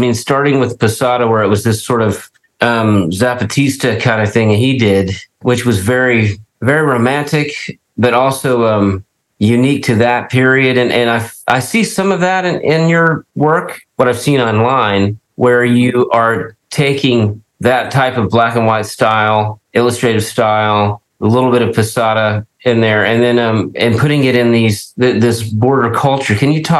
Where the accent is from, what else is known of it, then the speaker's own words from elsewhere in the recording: Texas, United States; I'm a Texan